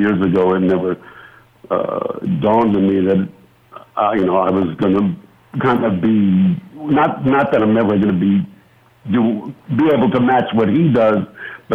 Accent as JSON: {"language": "English", "town": "Las Vegas", "region": "Nevada", "country": "United States", "tie": "born or raised there", "said": "in Vegas, in my hometown"}